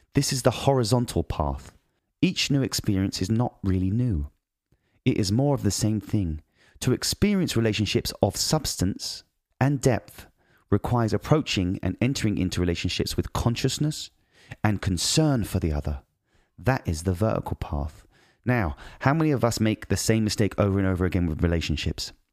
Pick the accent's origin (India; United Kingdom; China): United Kingdom; moved away; I'm British